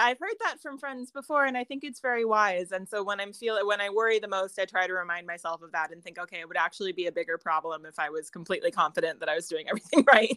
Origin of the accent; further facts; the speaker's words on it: United States; accent: American; moved away as an adult; also born or lived in Ireland; now in Connemara, Ireland; I'm an American, as you can doubtless tell from my accent